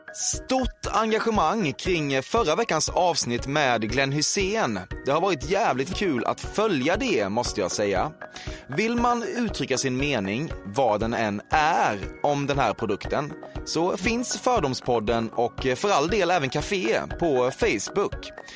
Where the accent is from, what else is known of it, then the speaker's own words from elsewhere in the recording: Småland, Sweden; jag är från Småland